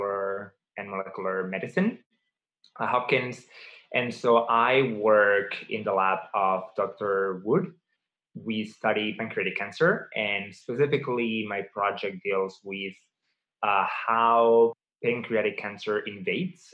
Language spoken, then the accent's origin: English; Barcelona, Catalonia, Spain; moved away as an adult; also born or lived in Massachusetts / Baltimore; now in United States; I grew up in Barcelona.